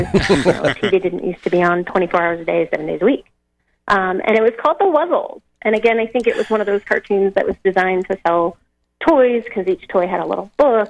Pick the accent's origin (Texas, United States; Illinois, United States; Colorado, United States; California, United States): Colorado, United States; Denver; I grew up in Denver